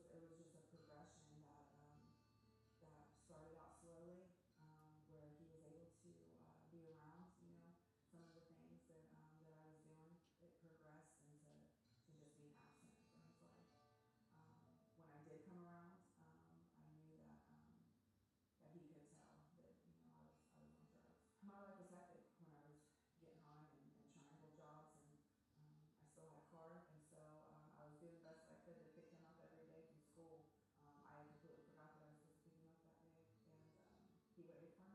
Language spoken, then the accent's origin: English; Columbus, Ohio, United States; I'm from Columbus, Ohio